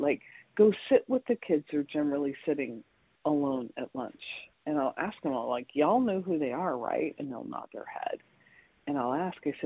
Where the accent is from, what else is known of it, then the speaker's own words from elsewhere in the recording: Scottsdale, Arizona, United States; I grew up in Scottsdale, Arizona